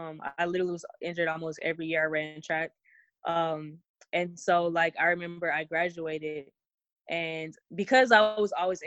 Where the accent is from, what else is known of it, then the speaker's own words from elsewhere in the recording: Houston, Texas, United States; I love Texas, period. I think if you're born in Texas, it just kind of sticks with you forever.